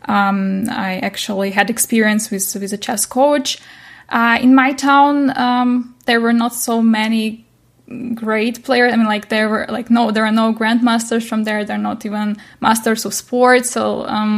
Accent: Nikopol, Dnipropetrovsk Oblast, Ukraine; moved away as an adult; now in Germany; I'm Ukrainian, so I come from Ukraine, and I was born in Nikopol

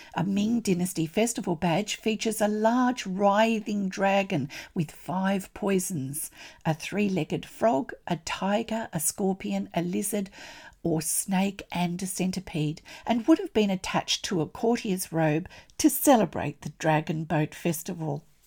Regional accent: Australia; I'm an Australian textile artist

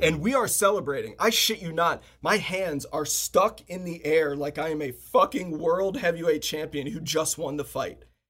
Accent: Washington, D.C. area, District of Columbia, United States; I live, I grew up in the Washington, D C area, suburb of Washington, D C.

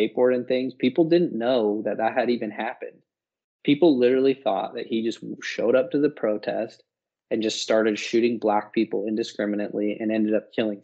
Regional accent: Utah, United States; also born or lived in Las Vegas; now in Arizona, United States; we're both from Utah, but now we live in different states

